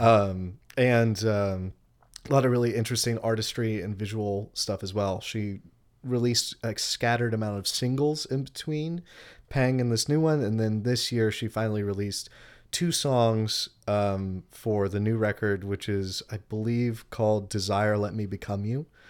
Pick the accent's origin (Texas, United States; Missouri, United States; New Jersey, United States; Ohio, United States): Texas, United States; moved away as an adult; also born or lived in Oregon / South America; now in Charleston, United States; I'm originally from Texas.